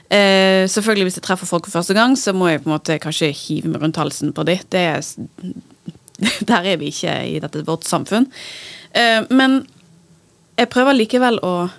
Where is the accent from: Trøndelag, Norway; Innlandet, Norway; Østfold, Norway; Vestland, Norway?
Vestland, Norway; Bergen; also born or lived in New York; som en bergenser på Manhattan